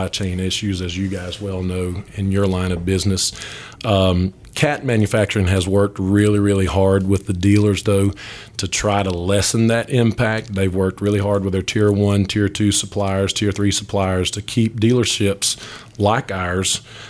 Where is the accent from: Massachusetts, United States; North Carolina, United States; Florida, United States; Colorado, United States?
North Carolina, United States; Asheville; I grew up here in Asheville